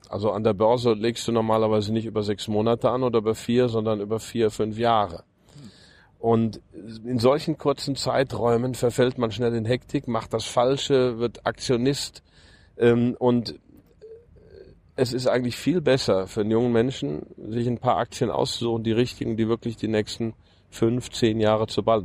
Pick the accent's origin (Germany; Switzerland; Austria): Germany; moved away as an adult; also born or lived in United States; das Land, in dem ich aufgewachsen bin, ähm, am Herzen liegt und, und, und mein Heimatland